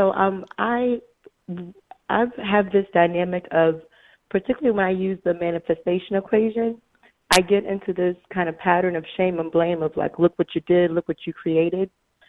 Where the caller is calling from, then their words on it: Miami, Florida, United States; I'm calling from Miami, Florida.